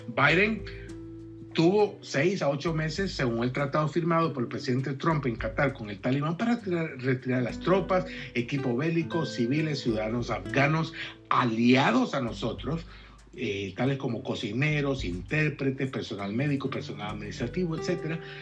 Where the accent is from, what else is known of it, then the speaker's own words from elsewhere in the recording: El Salvador; now in United States; tenemos doble nacionalidad y como salvadoreño y como estadounidense